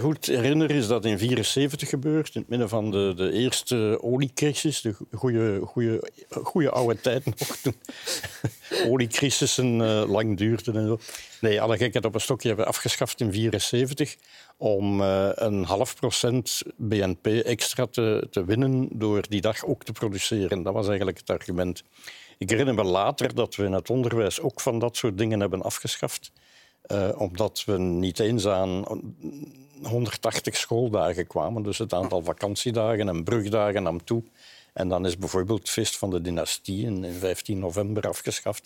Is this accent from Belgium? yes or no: yes; Flanders, Belgium; bij ons in Vlaanderen